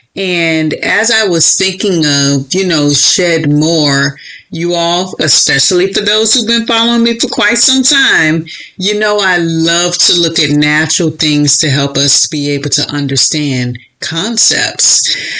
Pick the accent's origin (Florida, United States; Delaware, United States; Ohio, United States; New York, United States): Florida, United States; moved away; also born or lived in Chicago; I was born and raised in Florida